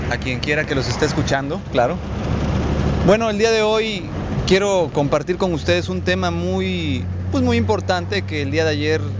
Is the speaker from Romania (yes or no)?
no; Mexico